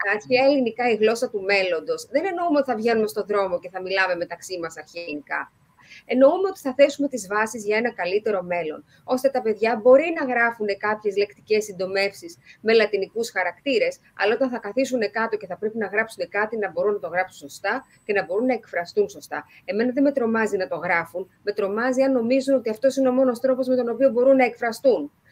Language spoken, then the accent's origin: Greek; Greece